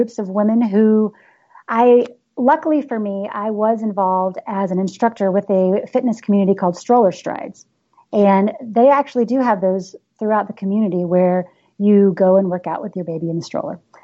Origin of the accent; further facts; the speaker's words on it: the South, United States; I am from the South